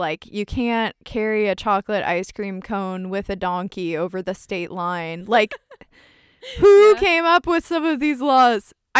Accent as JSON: {"language": "English", "country": "United States", "said": "We're American"}